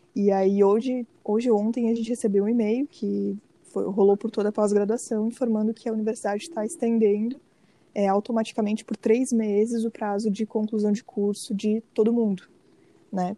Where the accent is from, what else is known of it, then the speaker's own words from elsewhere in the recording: Brazil; eu sou brasileira